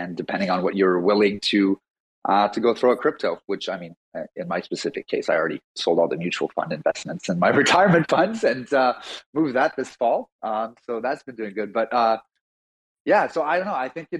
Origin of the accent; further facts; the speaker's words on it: Montreal, Quebec, Canada; I'm from Montreal, Canada, and I'm a total newbie in the whole crypto space.